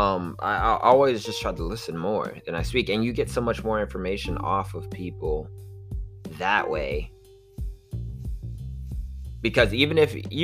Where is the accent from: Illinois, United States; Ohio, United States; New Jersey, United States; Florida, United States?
Florida, United States; Miami Beach; growing up on South Beach